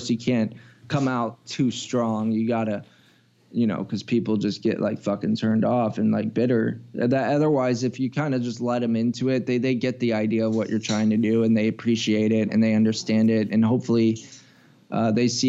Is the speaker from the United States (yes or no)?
yes; United States; being an American